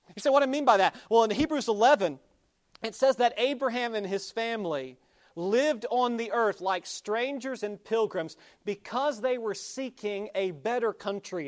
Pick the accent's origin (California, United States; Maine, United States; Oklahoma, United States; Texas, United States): Oklahoma, United States; moved away; I grew up in Oklahoma.